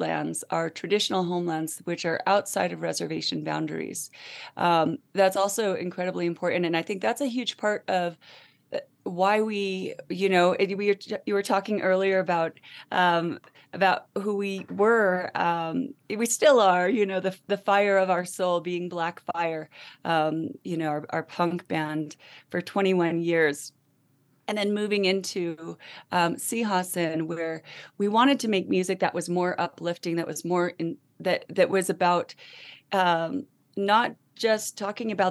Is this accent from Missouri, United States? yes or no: no; Black Mesa, Arizona, United States; moved away; also born or lived in San Francisco Peaks area, Arizona; We are originally from Black Mesa, Arizona, but currently we reside in the beautiful shadow of the holy San Francisco peaks